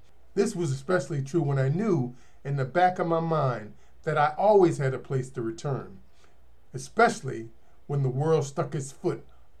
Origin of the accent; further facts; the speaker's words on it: United States; moved away; Sometimes it's very difficult for Americans to see all the benefits and opportunities that we have received merely by being born in America.